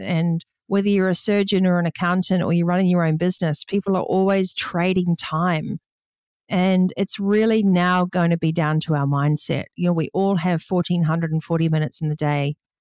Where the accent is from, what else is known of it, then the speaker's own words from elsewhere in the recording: New Zealand; growing up in New Zealand